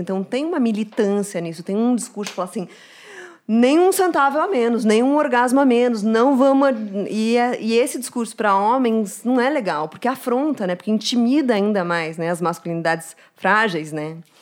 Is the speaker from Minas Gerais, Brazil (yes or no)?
no; Curitiba, Paraná, Brazil; now in São Paulo, Brazil; quando vim para São Paulo, sou de Curitiba